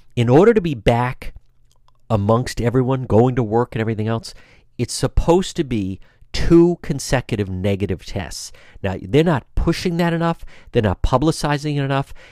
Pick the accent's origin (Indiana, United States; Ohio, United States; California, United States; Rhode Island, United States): Rhode Island, United States; Cranston; Cranston, Rhode Island, my hometown